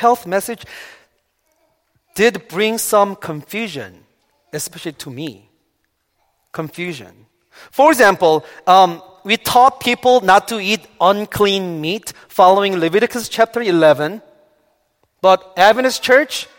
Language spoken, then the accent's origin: English; South Korea; moved away; Growing up in Korea, I was taught not to drink coffee or Coca-Cola.